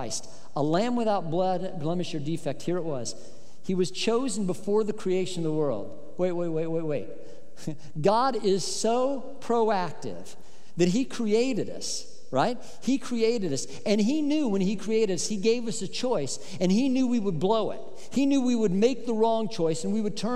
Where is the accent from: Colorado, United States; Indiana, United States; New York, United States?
Colorado, United States; when I was growing up in Colorado, and I loved the summers in Colorado